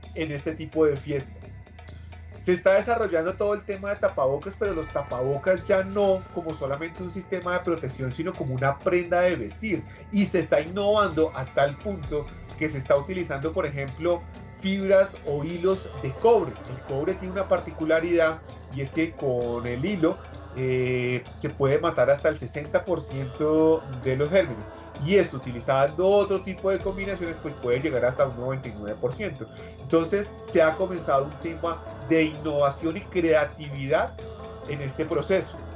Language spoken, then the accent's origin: Spanish; Bogotá, Colombia; los que de pronto somos cachacos